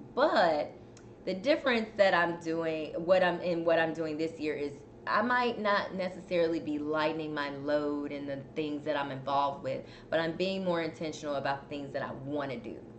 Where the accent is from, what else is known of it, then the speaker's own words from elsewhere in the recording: Chicago, Illinois, United States; now in Houston, United States; I'm from Chicago, but I just cannot handle the cold like I used